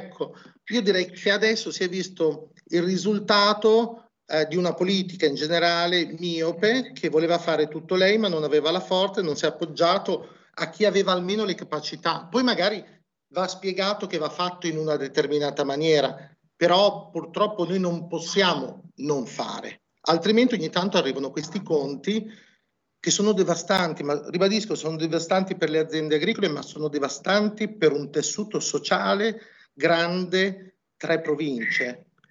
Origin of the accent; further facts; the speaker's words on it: Emilia-Romagna, Italy; Noi qui siamo romagnoli, quindi non abbiamo problemi lo facciamo